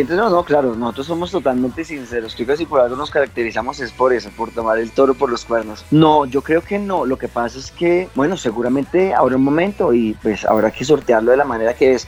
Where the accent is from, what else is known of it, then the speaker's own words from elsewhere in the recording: Fusagasugá, Cundinamarca, Colombia; Dos de los tres integrantes somos oriundos de Fusagasugá